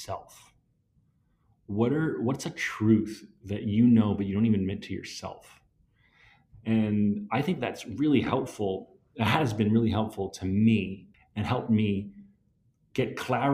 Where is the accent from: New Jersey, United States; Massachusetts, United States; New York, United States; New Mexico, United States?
New Jersey, United States; I love my hometown